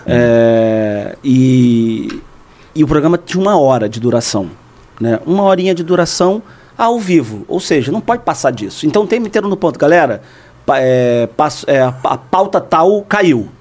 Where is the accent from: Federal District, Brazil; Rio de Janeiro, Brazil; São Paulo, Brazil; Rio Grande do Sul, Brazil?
Rio de Janeiro, Brazil; Eu fiz Rádio Tupi na Rua do Livramento, na Gamboa, que é o bairro onde eu nasci